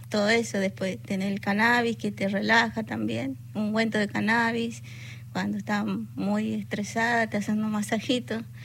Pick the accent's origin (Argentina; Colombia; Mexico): Argentina; northern Argentina; also born or lived in born 'acá' (likely La Plata, Buenos Aires); now in La Plata, Argentina; yo vengo del norte argentino soy nieta